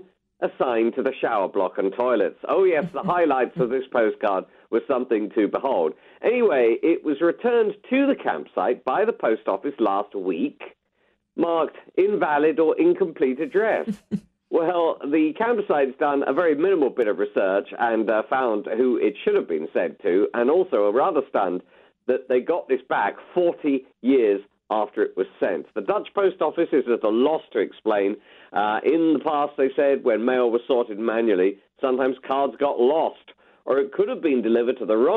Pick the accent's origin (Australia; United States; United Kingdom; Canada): United Kingdom; we are British